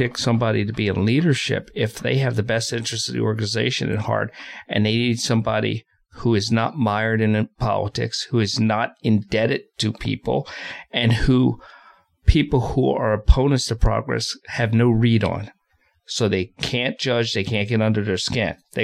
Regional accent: Philadelphia, Pennsylvania, United States; I'm from Philadelphia

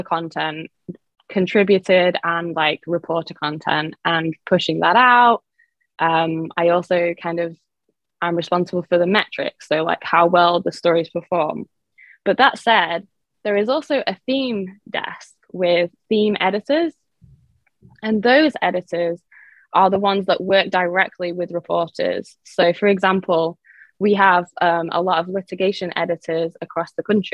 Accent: England, United Kingdom; moved away as an adult; now in South Florida, United States; I am originally from England, by the way, so that's why I have this accent, but I've been based in South Florida for about 11 years now

